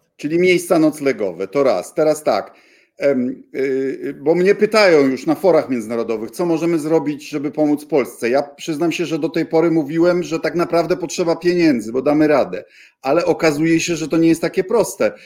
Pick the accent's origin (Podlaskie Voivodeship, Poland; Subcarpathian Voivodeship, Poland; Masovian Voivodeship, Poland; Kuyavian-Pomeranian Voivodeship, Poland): Kuyavian-Pomeranian Voivodeship, Poland; Bydgoszcz; moved away; mojego rodzinnego miasta